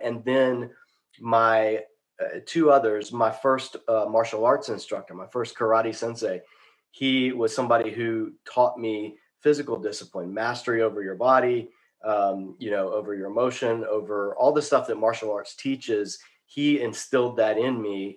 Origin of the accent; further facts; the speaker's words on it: Savannah, Georgia, United States; moved away as an adult; also born or lived in Macon, Georgia / Boston; now in Charlotte, United States; I grew up in the inner city in Savannah, Georgia.